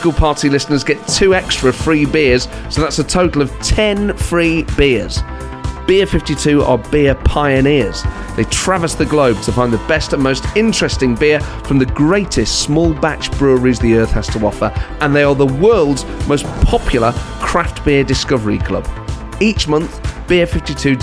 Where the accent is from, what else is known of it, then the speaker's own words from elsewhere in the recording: Nottingham, East Midlands, United Kingdom; accent: Nottingham; my Nottingham accent